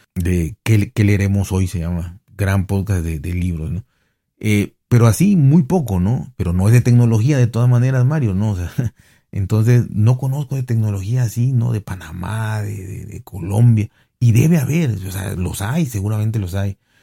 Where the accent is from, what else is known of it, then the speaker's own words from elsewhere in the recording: Mexico; a mí como mexicano